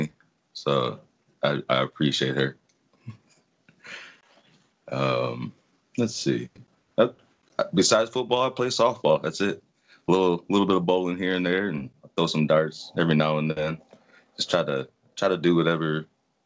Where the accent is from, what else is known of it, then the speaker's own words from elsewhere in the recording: Brook Park, Ohio, United States; also born or lived in Euclid, Ohio; I grew up in Brook Park, Ohio.